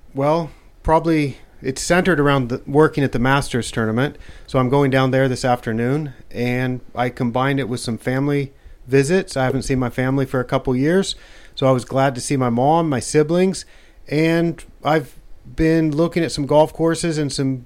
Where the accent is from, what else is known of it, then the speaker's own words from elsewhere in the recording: Western Oregon, United States; moved away as an adult; now in Thailand; I'm from Oregon, and I'm from Western Oregon, where a lot of the grass seed is grown